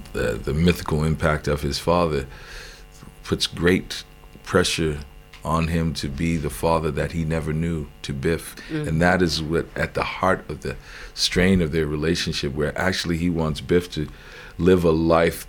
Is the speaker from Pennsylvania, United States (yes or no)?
no; New Orleans, Louisiana, United States; I grew up in New Orleans